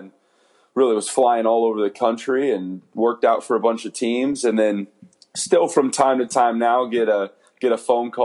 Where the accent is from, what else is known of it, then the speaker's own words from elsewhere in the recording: San Antonio, Texas, United States; I'll get to play in San Antonio, which is my hometown